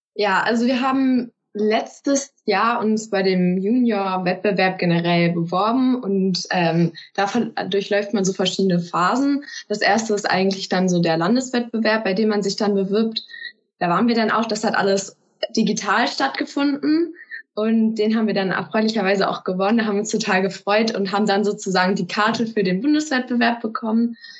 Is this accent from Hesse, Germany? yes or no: no; Peine, Lower Saxony, Germany; Ich komme aus Peine, das ist in Niedersachsen